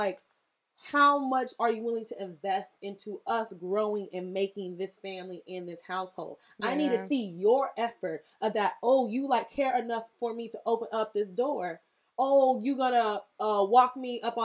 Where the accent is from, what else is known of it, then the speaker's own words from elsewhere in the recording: the South, United States; I was from the South